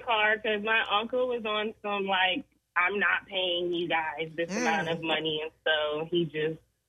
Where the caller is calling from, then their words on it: North Charleston, South Carolina, United States; I'm calling from North Charleston.